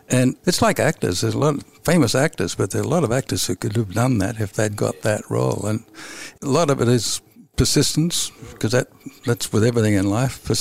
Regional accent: Australia; born there; I got my break in England even though I was born in Australia, in the country.

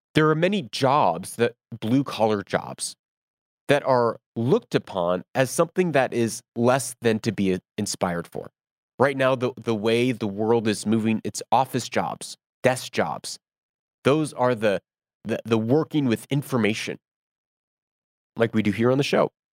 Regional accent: United States; moved away; I do not live in America. I am American.

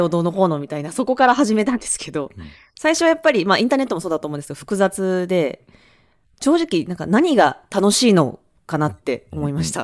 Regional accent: Awaji Island, Hyogo, Japan; moved away; 兵庫県の、あの、淡路島っていう島出身です

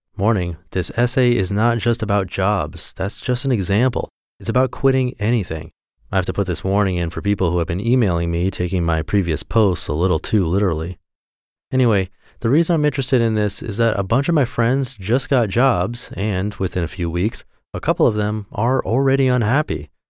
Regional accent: Orange County, California, United States; I was born in Orange County, California, actually in a hospital just a couple miles from here

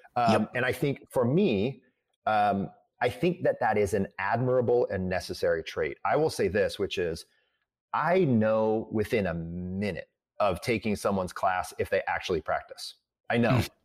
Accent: Midwest, United States; I'm from the Midwest

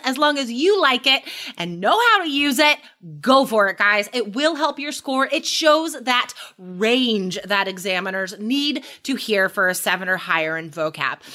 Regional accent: United States; they would make fun of me as an American because I say awesome all the time

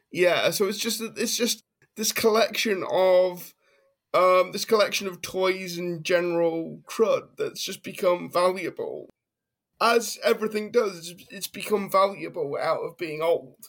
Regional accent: United Kingdom; as a Brit

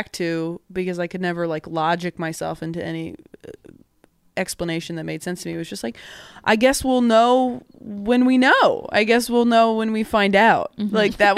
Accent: Temecula, California, United States; growing up in Temecula

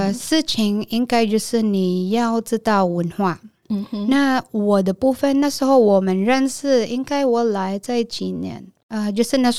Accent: Taiwan; 所以像我们台湾人，我是英文老师

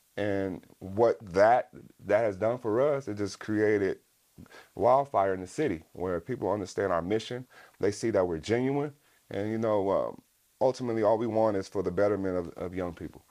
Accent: West Coast, United States; growing up on the West Coast.

